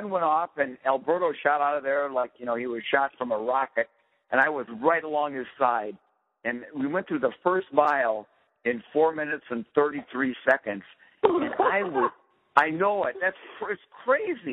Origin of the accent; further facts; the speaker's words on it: Minnesota, United States; part of Minnesota I'm from is very flat